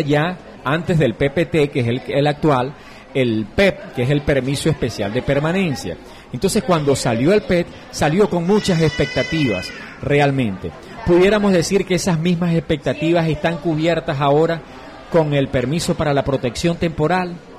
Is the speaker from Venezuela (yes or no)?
yes; Venezuela; now in Colombia; nosotros como migrantes venezolanos